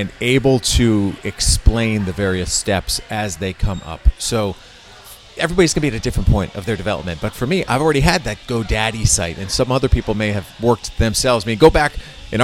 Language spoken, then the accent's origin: English; Connecticut, United States; now in Westwood, United States; I grew up in Connecticut